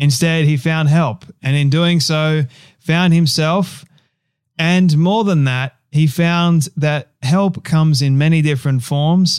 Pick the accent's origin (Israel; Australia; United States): Australia; my home country of Australia